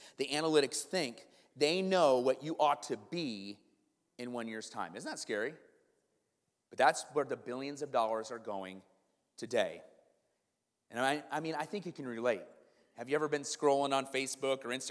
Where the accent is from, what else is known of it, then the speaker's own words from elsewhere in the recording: Iowa, United States; now in Kenosha, United States; I grew up in Iowa